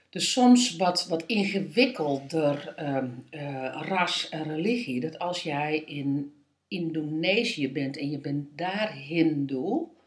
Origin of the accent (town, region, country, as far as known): East Groningen, Netherlands; born or raised there; moved away; also born or lived in Assen